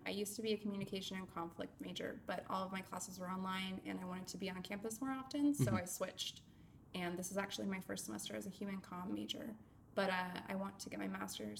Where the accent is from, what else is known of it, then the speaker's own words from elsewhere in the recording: Bay Area, California, United States; moved away as an adult; also born or lived in Los Angeles, California; now in Florida, United States; I am originally from California. Born in LA and raised in the Bay Area. And when I was 19, I moved to Florida after my dad bought a house without looking at it.